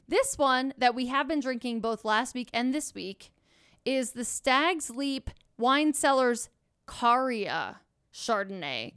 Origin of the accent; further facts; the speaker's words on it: Pennsylvania, United States; I grew up in Pennsylvania